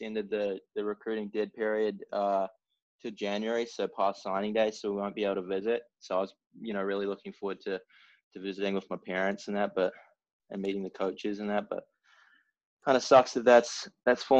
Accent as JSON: {"language": "English", "region": "Auckland", "country": "New Zealand", "tie": "born or raised there", "also_born_or_lived": "Melbourne, Australia", "moved": "as an adult", "said": "I grew up in Auckland, New Zealand, mostly playing like rugby union and a few other sports"}